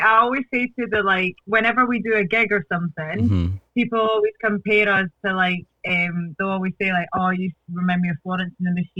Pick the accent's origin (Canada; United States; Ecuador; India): Ecuador; born there; I was born in Ecuador. Because my parents met in Ecuador and I was born there, but I have a nationality. Ecuadorian, but I'm not actually Ecuadorian.